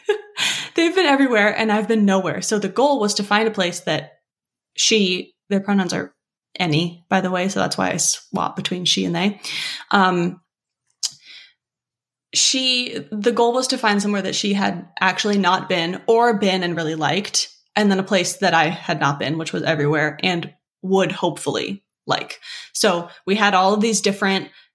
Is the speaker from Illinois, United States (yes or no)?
no; Los Angeles, California, United States; moved away as an adult; also born or lived in Pacific Northwest; I grew up in LA, I went to college on the central coast of California